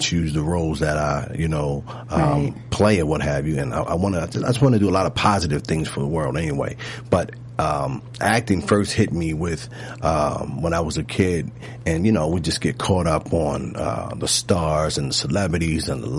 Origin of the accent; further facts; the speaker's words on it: Baltimore, Maryland, United States; growing up in Baltimore's hood